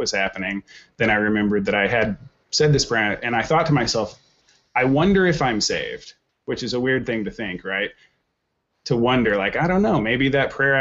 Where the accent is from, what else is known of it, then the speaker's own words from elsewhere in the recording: Oklahoma, United States; now in Minneapolis, United States; I grew up in Oklahoma